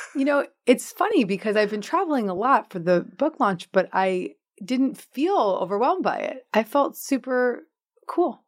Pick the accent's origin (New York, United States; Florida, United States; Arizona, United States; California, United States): New York, United States; Larchmont; I grew up in Westchester County in Larchmont, New York